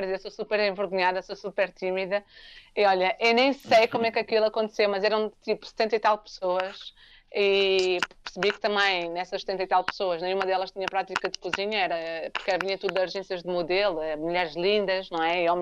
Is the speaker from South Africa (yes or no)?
yes; South Africa; also born or lived in Angola; E, e eu, como cresci, é, a, minha, a minha experiência mesmo da África, a África é a África do Sul. Eu nasci em Angola